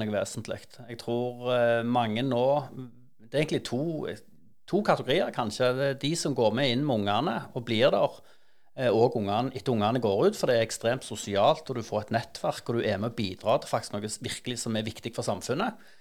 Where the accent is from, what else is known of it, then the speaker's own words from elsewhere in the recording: Stavanger, Rogaland, Norway; jeg vokste opp på Hundvåg